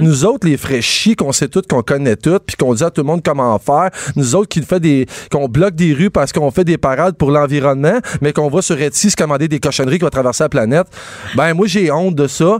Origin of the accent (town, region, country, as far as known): Quebec, Canada